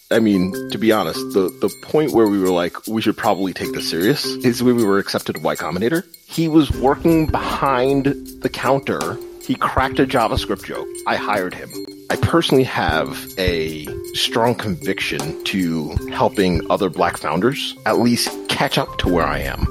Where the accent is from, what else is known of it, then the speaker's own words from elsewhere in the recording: Long Island, New York, United States; moved away as an adult; now in Pittsburgh, United States; I'm actually from New York, all the way out on Long Island, New York